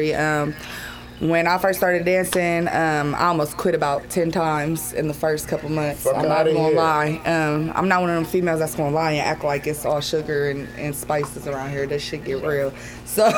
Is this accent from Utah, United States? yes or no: no; Columbus, Ohio, United States; I'm definitely from Northside